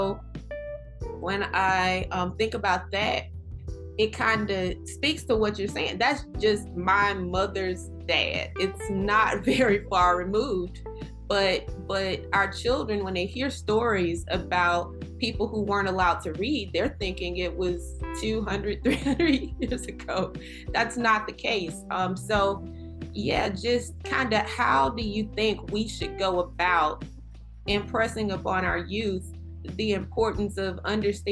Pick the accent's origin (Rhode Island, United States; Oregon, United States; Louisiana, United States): Louisiana, United States; Kentwood; now in New York, United States; Here in New York, I really, really appreciate my hometown of Kentwood